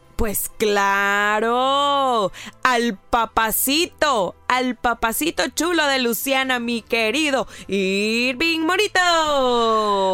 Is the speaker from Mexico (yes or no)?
yes; Mexico